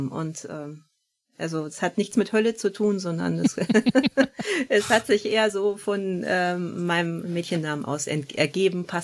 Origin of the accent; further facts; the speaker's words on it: Northern Germany, Germany; Wir sind beide hier im Norden groß geworden